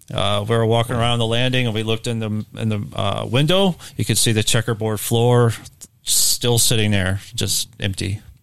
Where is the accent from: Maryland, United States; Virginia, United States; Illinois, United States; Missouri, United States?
Missouri, United States; Ferguson; I'm from Ferguson.